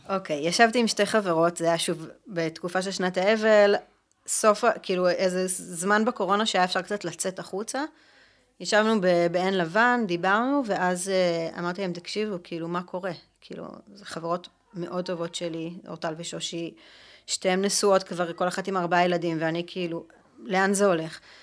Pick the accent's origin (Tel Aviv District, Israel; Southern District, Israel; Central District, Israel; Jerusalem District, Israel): Jerusalem District, Israel; Jerusalem; אני ירושלמית, אה, אנחנו גדלנו באותה שכונה בעצם